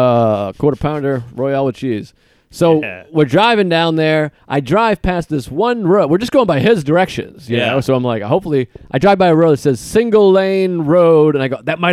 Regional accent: United States; I'm an American

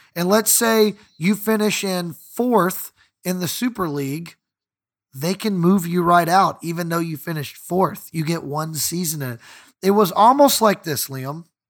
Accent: United States; I'm an American fan. I was not born in East London

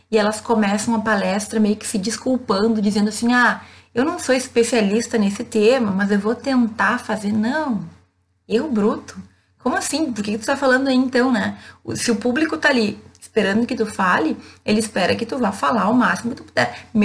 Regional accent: Rio Grande do Sul, Brazil; E vejam, eu venho de uma cidade do interior do Rio Grande do Sul.

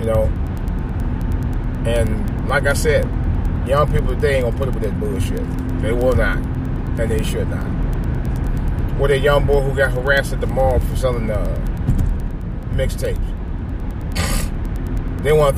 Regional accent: Cleveland, Ohio, United States; In Cleveland, I meant to talk about this. In my hometown

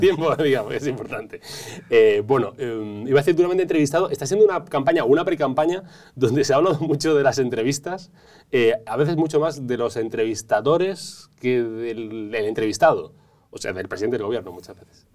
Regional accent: Galicia, Spain; yo como gallego

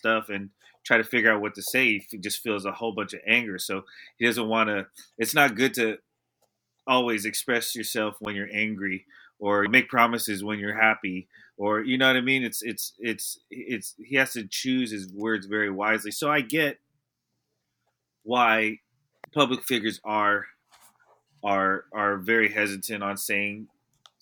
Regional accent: the Bay Area, California, United States; We're from the Bay.

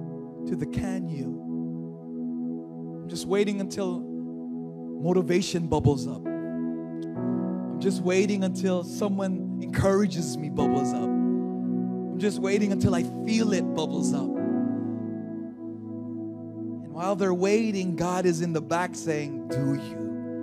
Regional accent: California, United States; accent: Californian; also born or lived in Hawaii; now in Philippines; See, when I came here into the Philippines, I had my Californian accent, right? Like, before I moved to Hawaii, my California, I can't even do the California accent anymore

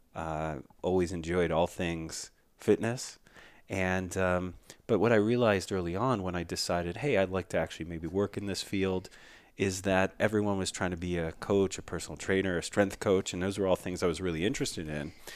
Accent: Philadelphia, Pennsylvania, United States; the community I grew up in in Philadelphia

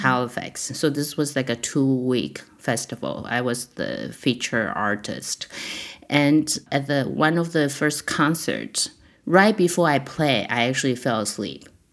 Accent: Taiwan; also born or lived in San Diego / Montreal; now in Toronto, Canada; when I was growing up in Taiwan

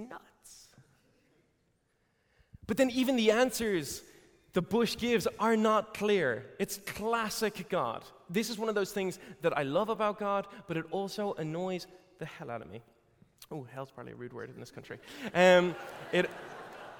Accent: Ireland; I'm Irish

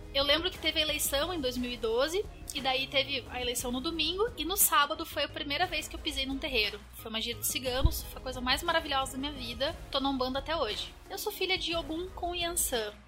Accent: Curitiba, Paraná, Brazil; eu sou de Curitiba, mas um pedaço do meu coração mora em São Paulo

